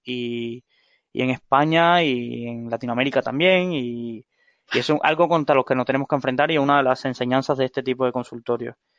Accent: Cuba; moved away as an adult; now in Spain; soy de Cuba, viví veinte años ahí

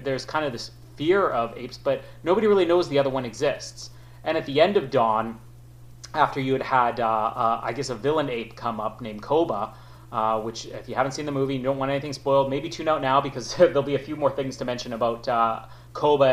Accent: Canada; as a Canadian

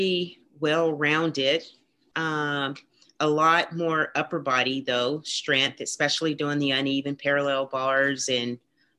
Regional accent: Tennessee, United States; I grew up in Tennessee

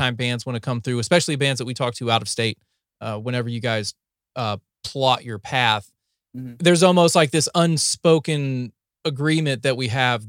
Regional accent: North Carolina, United States; also born or lived in Ohio; now in Texas, United States; I was born in Ohio, raised in North Carolina. And now I'm a transplant to Texas

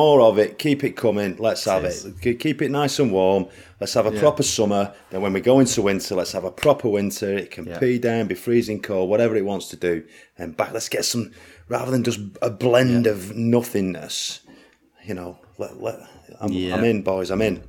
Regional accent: Manchester, North West England, United Kingdom; Mine's Mancaranian, or whatever you want to call it.

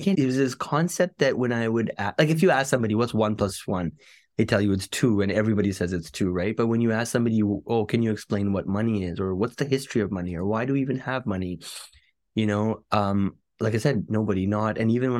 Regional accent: Canada; Like just growing up in Canada, for example, there's a lot of things that I think kids take for granted.

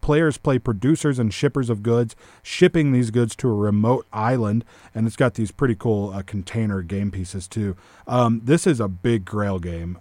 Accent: Hamilton, Texas, United States; I'm from Hamilton

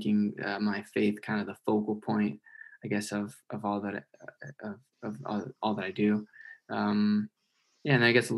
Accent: Corrales, New Mexico, United States; also born or lived in Albuquerque, New Mexico; I am originally from Albuquerque, New Mexico. I grew up in actually a village. It's called the Village of Corrales.

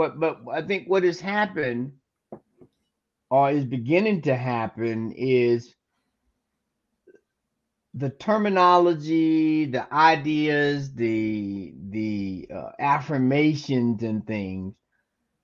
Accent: Tallahassee, Florida, United States; my hometown of Tallahassee

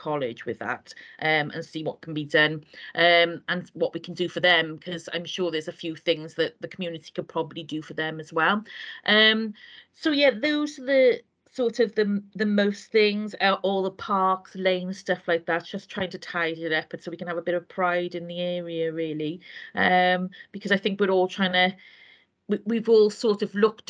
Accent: Wales, United Kingdom; I'm not a Welsh speaker the way I'm Welsh

